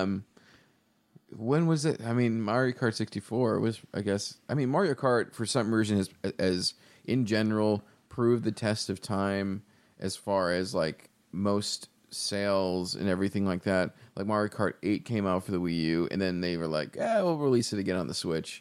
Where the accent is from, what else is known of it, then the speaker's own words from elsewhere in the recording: Buffalo, New York, United States; moved away as an adult; also born or lived in Chicago; we're both from Buffalo